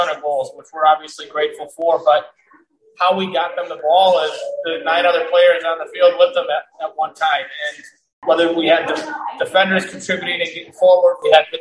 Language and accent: English; Carmel, Indiana, United States; also born or lived in San Diego, California; growing up here